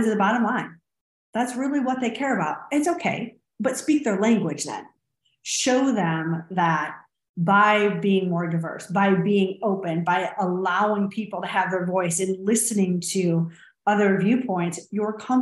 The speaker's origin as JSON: {"language": "English", "town": "Clarkston", "region": "Michigan", "country": "United States", "moved": "yes", "lives_now": "Austin, United States"}